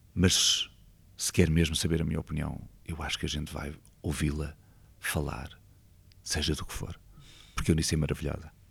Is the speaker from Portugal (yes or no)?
yes; Lisbon, Portugal; also born or lived in Vilamoura, Algarve / Loulé; eu sou de Lisboa, mas passei lá a minha adolescência